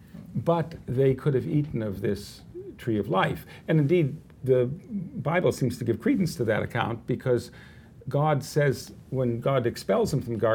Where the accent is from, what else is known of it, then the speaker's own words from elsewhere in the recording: United States; I'm an American in the 21st century